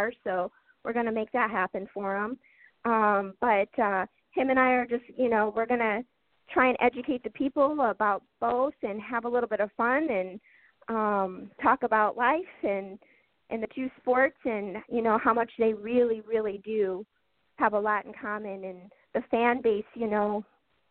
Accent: United States; me being American

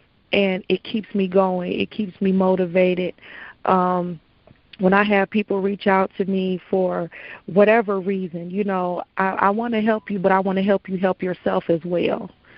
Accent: Detroit, Michigan, United States; But as a Detroiter, to have pride in your city and pride in what's going on in your city and pride in your people

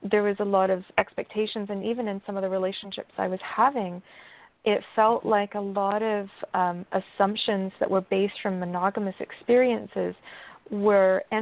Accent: England, United Kingdom; you know, I, I, I grew up in England and, uh, for part of my life

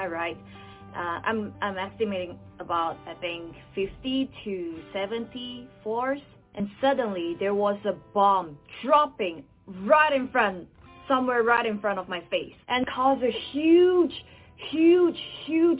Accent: Malaysia; now in Taiwan; I'm a Malaysian who's currently living in Taiwan

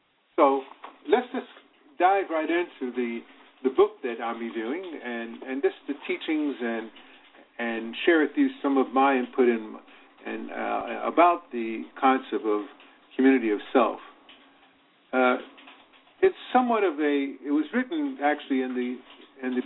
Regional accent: New York City, New York, United States; also born or lived in Virginia; I was raised in Virginia, born in Virginia, but raised in Harlem

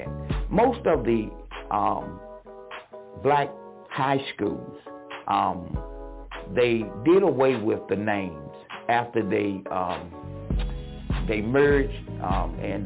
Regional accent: Franklinton, North Carolina, United States; our hometown, Franklinton, North Carolina

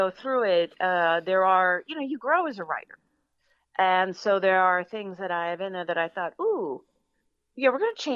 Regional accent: Mountain Top, Pennsylvania, United States; where I grew up in Mountaintop

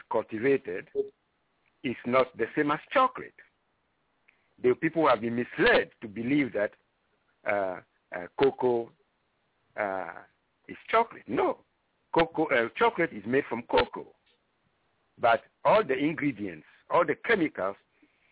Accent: Libreville, Estuaire, Gabon; moved away; I was born in Libreville, on the sea next to Libreville. So my first citizenship was that of Gabonese

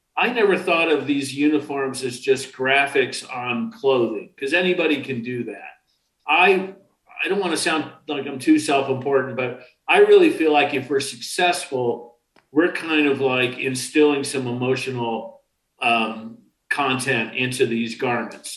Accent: New York City, New York, United States; was born in Brooklyn the first year there was no Brooklyn Dodger baseball

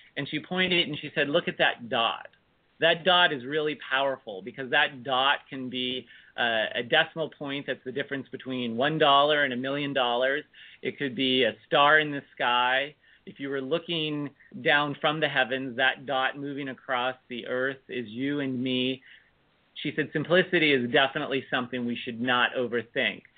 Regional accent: United States; the oldest Benedictine convent in the United States, right here in my hometown

